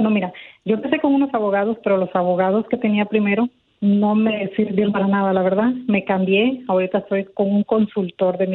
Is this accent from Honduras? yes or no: yes; Honduras; now in Mexico; el jovencito es hondureño, yo soy hondureña